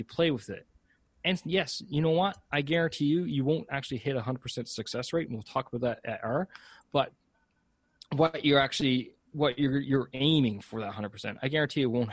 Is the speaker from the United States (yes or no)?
no; Canada; I'm Canadian.